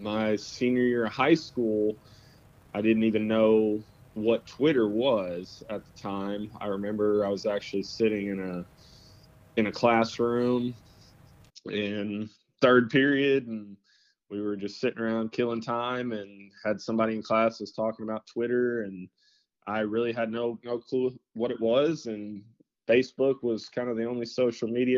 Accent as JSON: {"language": "English", "region": "Central Arkansas", "country": "United States", "said": "I'm from around Central Arkansas area, and parents are from around Central Michigan."}